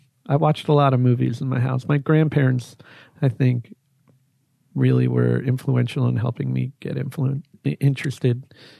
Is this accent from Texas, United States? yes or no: no; Edison, New Jersey, United States; now in New Orleans, United States; I'm from New Jersey.